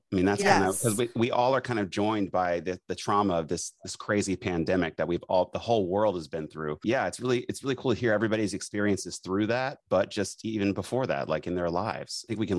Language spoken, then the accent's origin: English; Charleston, South Carolina, United States; I grew up in Charleston, South Carolina.